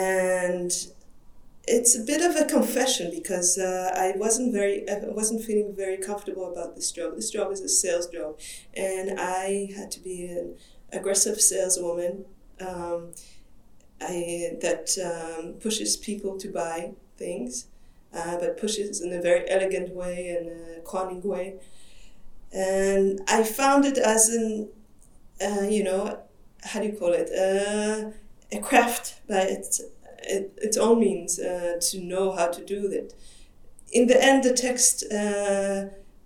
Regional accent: Israel; English is a second language; moved away as an adult; now in Europe; I come from Israel and I moved to Europe around 10, 12 years ago, But I worked as an artist in Israel

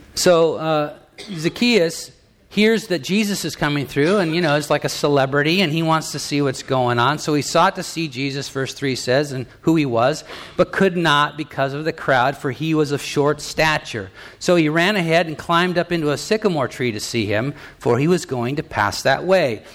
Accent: United States; I'm an American. I'm, I'm you know, from the United States of America

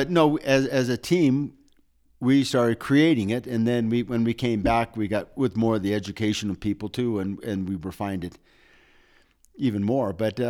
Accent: United States; But we went to Interski confident in the idea that we're American, we're independent, we don't all like to follow.

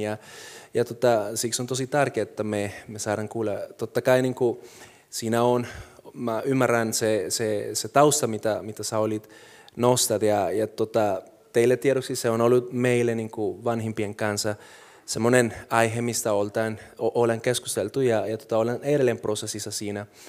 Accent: Colombia; now in Finland; mulla on nyt kansallisuus, mä oon suomalainen, silti mä oon kolumbialainen, se on mun tausta

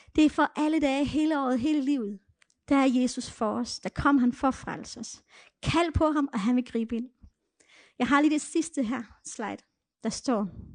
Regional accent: Denmark; first language Danish; jeg var dansker

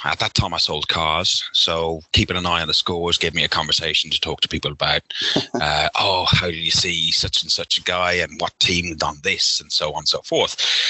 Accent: Ireland; accent: Irish; moved away as an adult; now in Essex, United Kingdom; Yeah, well, I'm originally from Ireland. If you can hear from my accent, it's a little bit messed up. I've been living in London for nearly 30 years. I live now out in Essex

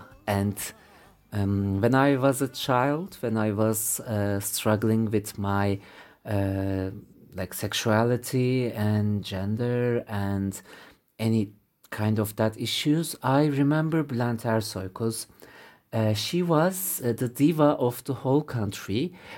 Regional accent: Bursa, Turkey; English is a second language; I grew up in Bursa, Southern Marmara City, which is very close to the Istanbul, but not Istanbul.

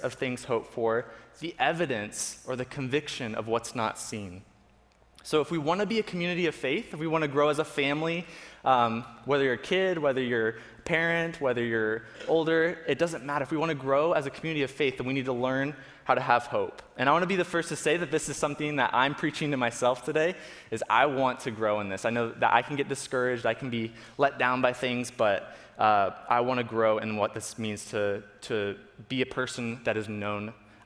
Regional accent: Florida, United States; So we grew up in Florida

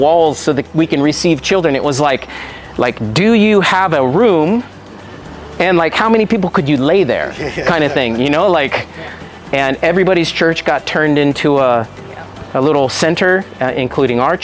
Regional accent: United States; moved away as an adult; now in Moldova; I am an American expat living in Eastern Europe. So we moved to Moldova in 2005

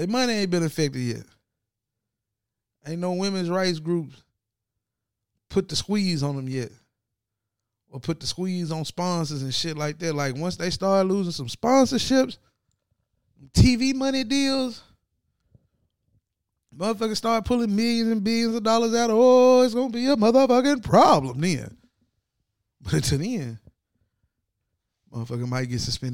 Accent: Ripley, Tennessee, United States; I'm from Ripley, Tennessee

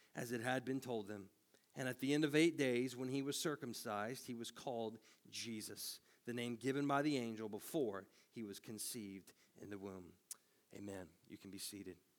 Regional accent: Tennessee, United States; moved away; I'm from Tennessee, and I'm not much of a country boy

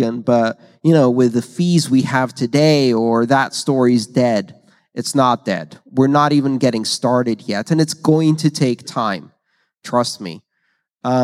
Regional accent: Greece; moved away; I grew up in Greece

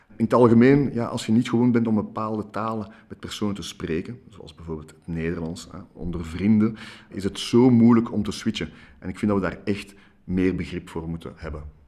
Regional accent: Brussels, Brussels-Capital Region, Belgium; ik ben in Brussel opgegroeid, in Jette

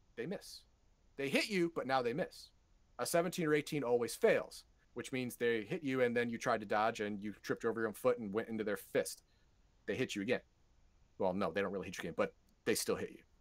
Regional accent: United States; I'm an American

